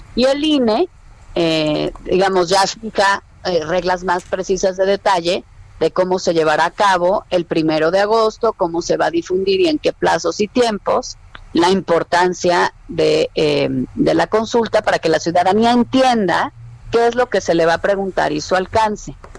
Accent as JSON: {"language": "Spanish", "country": "Mexico", "said": "como mexicana"}